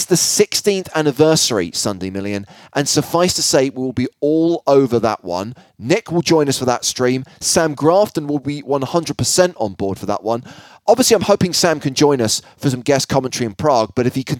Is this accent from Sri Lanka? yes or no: no; Ireland